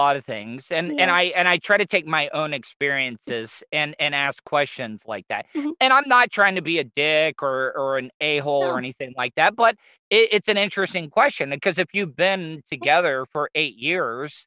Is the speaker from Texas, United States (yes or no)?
no; Florida, United States; I am born and raised in Florida, as a Southern